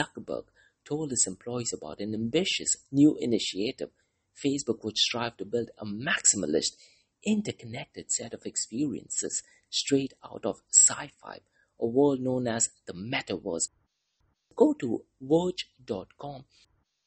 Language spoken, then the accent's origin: English; Mumbai, Maharashtra, India; moved away; I'm originally from Mumbai, India. That is the city where I was born in.